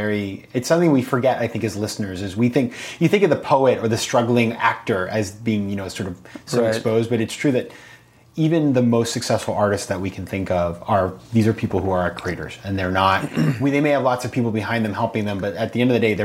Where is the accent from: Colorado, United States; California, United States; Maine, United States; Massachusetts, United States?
Maine, United States; let me invite you to my hometown in Maine